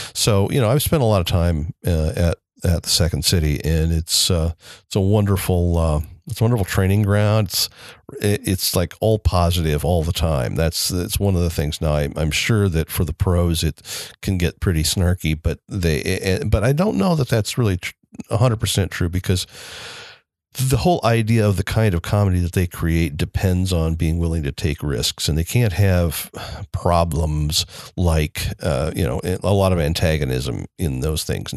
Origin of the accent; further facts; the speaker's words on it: Elkhart, Indiana, United States; I grew up, I was born in Elkhart, Indiana. I still live in Elkhart, Indiana